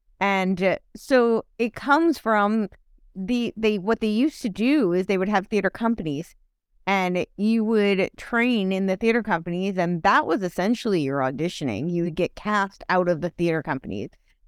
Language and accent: English; Englewood Cliffs, New Jersey, United States; Oh, I grew up in Englewood Cliffs.